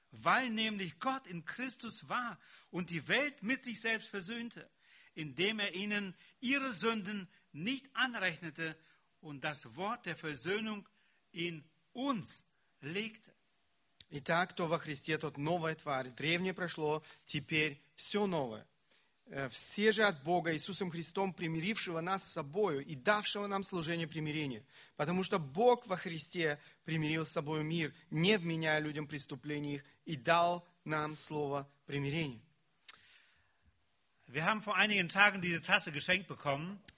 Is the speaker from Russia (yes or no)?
yes; Siberia, Russia; Bei uns in Sibirien sagte man, у нас в Сибири говорили, wenn ein Mensch zum Glauben kommt, das muss die Kuh im Kuhstall merken.